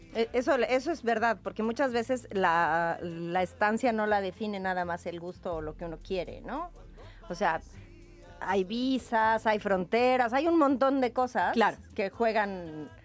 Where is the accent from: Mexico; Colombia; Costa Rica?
Mexico; now in Spain; Mi papá era español y emigró a México